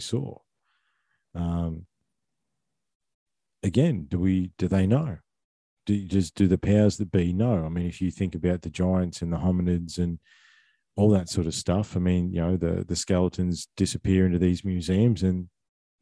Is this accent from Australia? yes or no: yes; Victoria, Australia; I grew up in Victoria